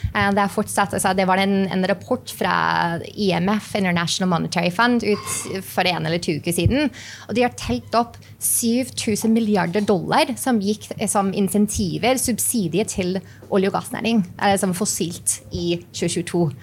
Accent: New Mexico, United States; born or raised there; Norwegian is a second language; moved away as an adult; also born or lived in New York; now in Norway

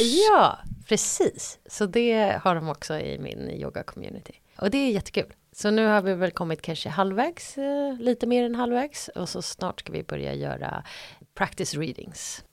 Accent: Stockholm, Stockholm County, Sweden; now in Zürich, Switzerland; vara hemma i Stockholm

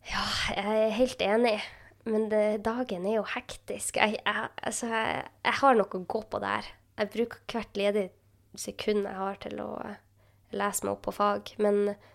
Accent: Northern Norway, Norway; jeg er jo fra Nord-Norge

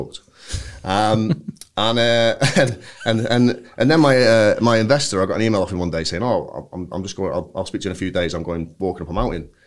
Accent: Bury, North West England, United Kingdom; I'm from Bury

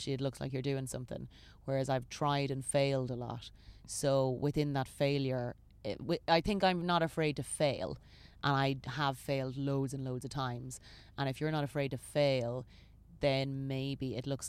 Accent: Ireland; I love my little country. I love this little crag of a rock.

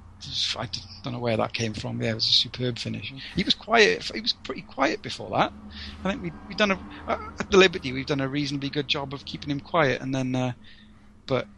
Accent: Wales, United Kingdom; as a Welshman

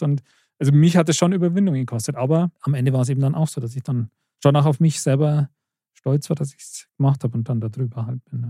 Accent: Germering, Bavaria, Germany; als gebürtig Germering

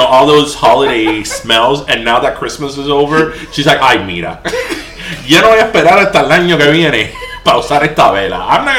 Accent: Florida, United States; also born or lived in Michigan; when I was up in law school in Michigan, a lot of my friends that obviously we're not from Florida

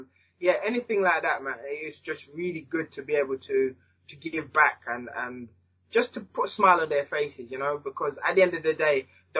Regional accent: Jamaica; now in England; And as I said, myself, especially when I moved from Jamaica to England, just the amount of people that helped me in sport and outside of sport and my whole community.

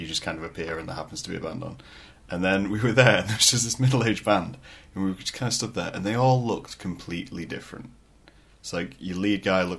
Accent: Scunthorpe, Yorkshire and the Humber, United Kingdom; now in Lincoln, United Kingdom; I'm originally from Scunthorpe

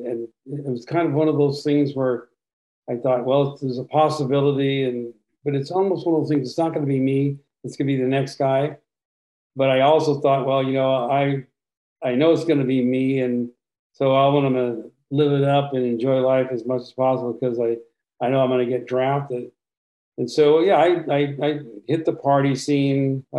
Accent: Los Angeles, California, United States; I was born in Los Angeles, California, Christmas morning in 1946. My parents had planned a party for Christmas Eve, but my arrival kind of interrupted that. So I was raised in the Southern California suburbs

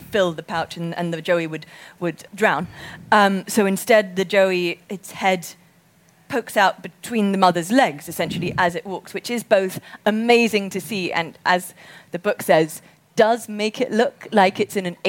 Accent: Zimbabwe; we grew up in Zimbabwe

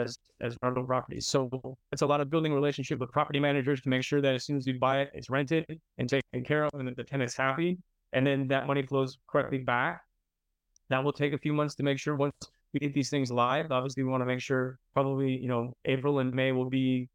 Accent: Minnesota, United States; moved away as an adult; also born or lived in New York City / Italy / Czech Republic / France; now in Miami, United States; I'm from Minnesota. And the Coen brothers grew up right nearby my house.

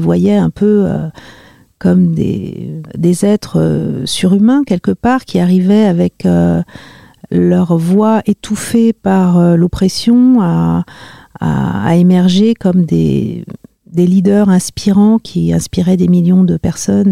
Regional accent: Marly-le-Roi, Île-de-France, France; born or raised there

